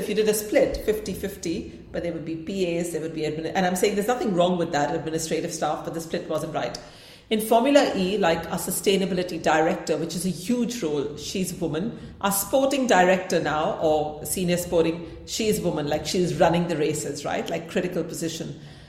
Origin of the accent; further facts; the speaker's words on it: India; because obviously I come from India, like whatever.